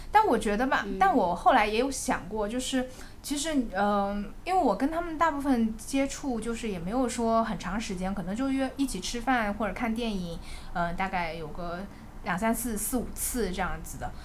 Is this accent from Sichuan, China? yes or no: no; Zhejiang, China; now in Shanghai, China; 我本身是浙江人嘛，像我这种就是在上海读书，然后之后在工作